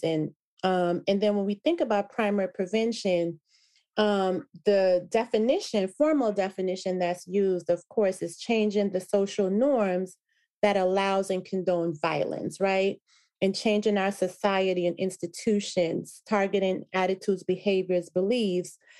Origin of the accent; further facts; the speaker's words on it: Jamaica; moved away; I was a proud immigrant from Jamaica, right? And so that's one of the things that I remember from growing up as a child in Jamaica